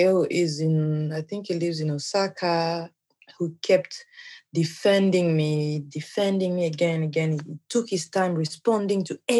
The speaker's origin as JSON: {"language": "English", "region": "Kinshasa", "country": "DR Congo", "moved": "as an adult", "lives_now": "Japan", "said": "I'm from Congo, Kinshasa"}